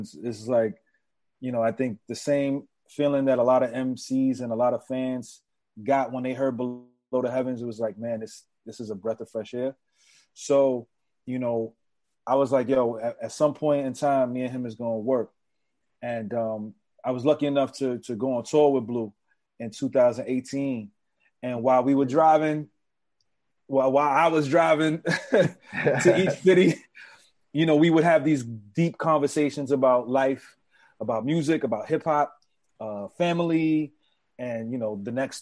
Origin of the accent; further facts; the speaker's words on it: New York City, New York, United States; growing up in the Bronx